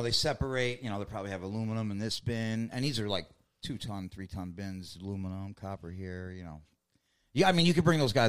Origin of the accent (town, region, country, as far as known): New York City, New York, United States; born or raised there